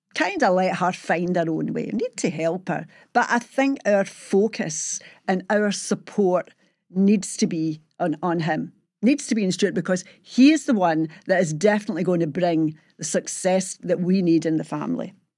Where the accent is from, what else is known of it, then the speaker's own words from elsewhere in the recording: Glasgow, Scotland, United Kingdom; how I was brought up and living in Springburn in the sixties